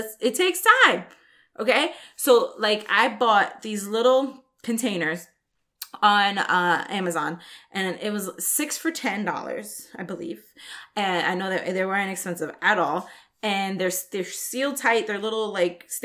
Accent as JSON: {"language": "English", "region": "New York", "country": "United States", "tie": "born or raised there", "moved": "yes", "lives_now": "Texas, United States", "said": "I grew up in New York"}